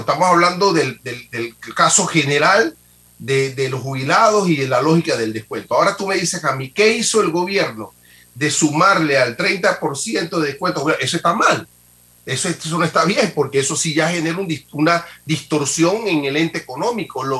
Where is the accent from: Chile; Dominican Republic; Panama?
Panama; como panameño